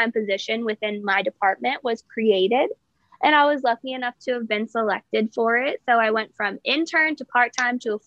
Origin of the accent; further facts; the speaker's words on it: York, Pennsylvania, United States; moved away as an adult; now in Hershey, United States; I'm from York, Pennsylvania, but I am currently living in Hershey, PA